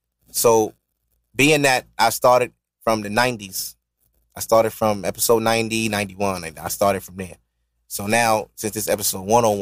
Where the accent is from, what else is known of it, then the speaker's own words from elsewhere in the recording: New York City, New York, United States; I'm from Glenwood.